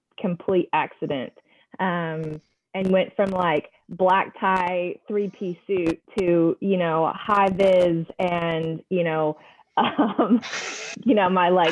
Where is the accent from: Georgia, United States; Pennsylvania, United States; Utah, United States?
Georgia, United States; Atlanta; moved away as an adult; also born or lived in New York; now in Charlotte, United States; originally I'm from Atlanta. That's where we were for many years